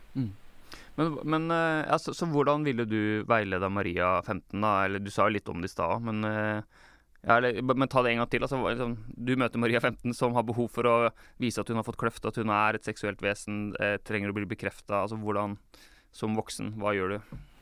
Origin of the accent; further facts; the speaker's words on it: Larvik, Vestfold, Norway; jeg er oppvokst eh, i Misjonskirka Larvik